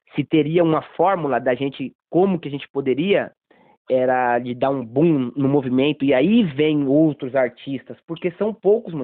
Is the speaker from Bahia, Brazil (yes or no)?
yes; Bahia, Brazil; now in São Paulo, Brazil; eu, sou baiano